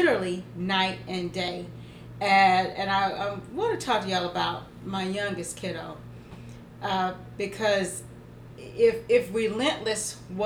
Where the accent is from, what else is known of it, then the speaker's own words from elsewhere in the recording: Georgia, United States; I'm from Georgia